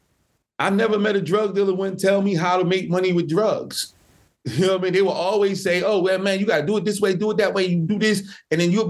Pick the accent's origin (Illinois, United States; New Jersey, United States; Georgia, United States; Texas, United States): New Jersey, United States; Newark; I grew up in Newark, New Jersey, which is literally 15 minutes from New York City